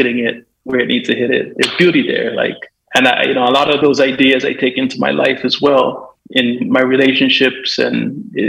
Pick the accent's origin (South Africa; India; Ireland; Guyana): Guyana; also born or lived in Jamaica; now in Washington, D.C., United States; growing up in Guyana, we're really close to the equator